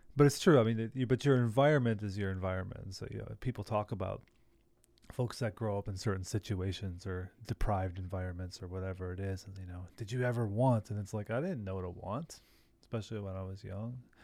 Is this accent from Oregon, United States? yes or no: no; Milwaukee, Wisconsin, United States; It's like suburban living growing up